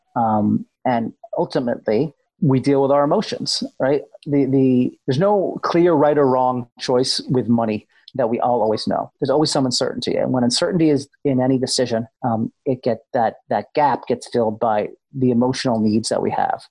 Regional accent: Amherst, Massachusetts, United States; I grew up in New England, Massachusetts, uh, in a town called Amherst, Mass

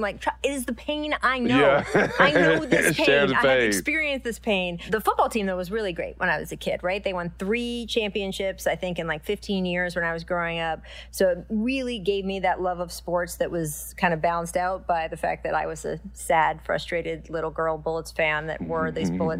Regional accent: Washington, District of Columbia, United States; For me, so I grew up in the Washington, D.C. area, the Washington Post, great newspaper.

